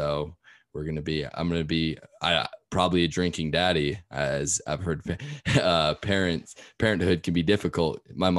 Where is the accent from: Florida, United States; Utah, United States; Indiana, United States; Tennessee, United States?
Utah, United States; Salt Lake City; So I grew up here in Salt Lake City, Utah